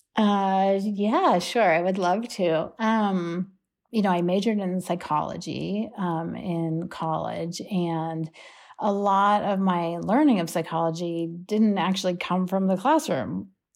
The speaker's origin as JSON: {"language": "English", "town": "Pittsburgh", "region": "Pennsylvania", "country": "United States", "tie": "born or raised there", "said": "I grew up in Pittsburgh with my mom"}